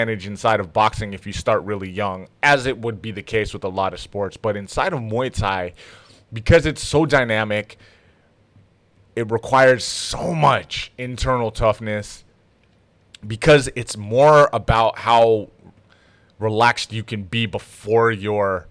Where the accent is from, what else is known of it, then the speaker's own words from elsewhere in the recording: Toronto, Ontario, Canada; now in San Jose, United States; I was born in Toronto